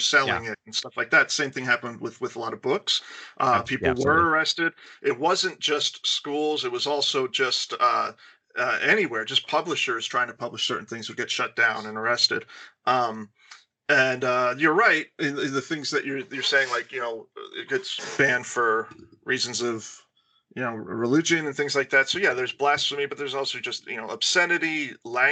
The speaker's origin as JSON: {"language": "English", "country": "United States", "said": "our country is young"}